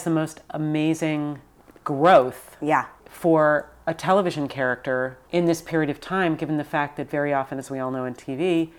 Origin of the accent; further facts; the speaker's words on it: New York, United States; moved away as an adult; now in Los Angeles, United States; I am still from New York.